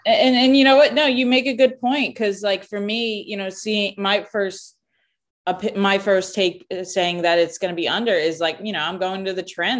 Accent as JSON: {"language": "English", "region": "New York", "country": "United States", "moved": "yes", "lives_now": "Los Angeles, United States", "said": "Well, as a New Yorker"}